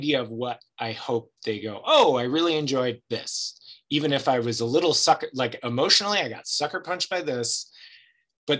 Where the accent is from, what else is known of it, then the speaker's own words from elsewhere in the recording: Ohio, United States; also born or lived in California / Louisiana / Chicago / Los Angeles; now in Oregon, United States; I grew up in Ohio